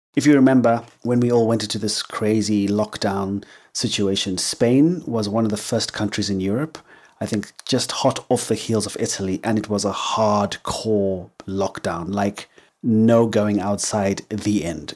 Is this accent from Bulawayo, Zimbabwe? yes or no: no; Harare, Zimbabwe; first language English; moved away; also born or lived in England; So, I was born in Zimbabwe. I was raised in Zimbabwe, in Harare, which is the capital city.